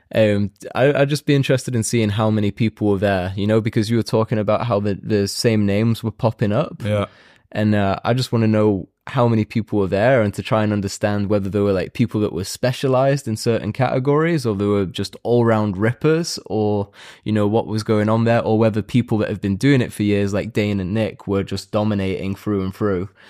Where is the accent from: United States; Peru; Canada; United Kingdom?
United Kingdom; I'm also British